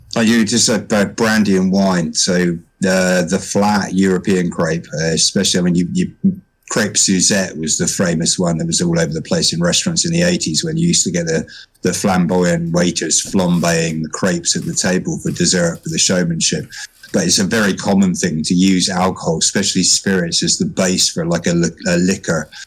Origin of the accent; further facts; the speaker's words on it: United Kingdom; I am a Brit.